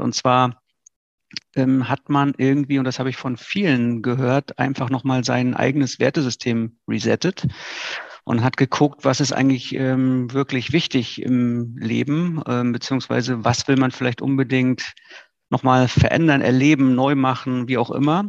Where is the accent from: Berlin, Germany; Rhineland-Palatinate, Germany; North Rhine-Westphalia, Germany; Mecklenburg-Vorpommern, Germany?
Mecklenburg-Vorpommern, Germany; Greifswald; also born or lived in Rostock; Greifswald ist eine tolle Stadt. Mitten in Vorpommern, ähm, ist natürlich auch meine Geburtsstadt, meine Heimatstadt